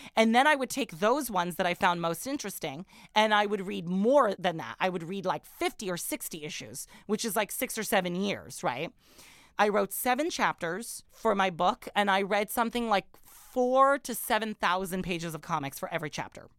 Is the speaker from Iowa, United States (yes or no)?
no; Orange County, California, United States; also born or lived in Middle East; when I was a teenager growing up in Orange County, California